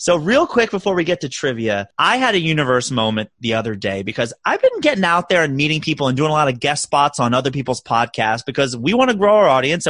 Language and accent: English; Maryland, United States; now in New York City, United States; I'm from Maryland, so we do crab cakes very well.